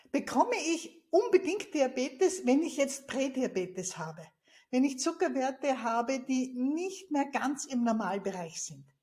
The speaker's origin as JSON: {"language": "German", "country": "Austria", "said": "Ich bin ja Österreicherin und ich liebe unsere Berge"}